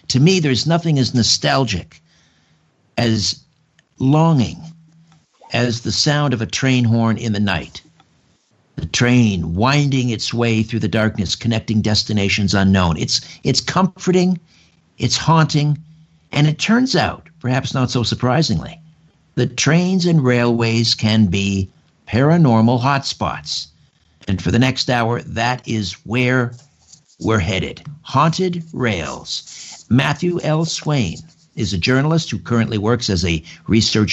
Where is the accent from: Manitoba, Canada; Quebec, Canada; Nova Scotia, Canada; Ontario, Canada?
Ontario, Canada; Brantford; grew up in Brantford, just a couple miles from the old TH&B Railroad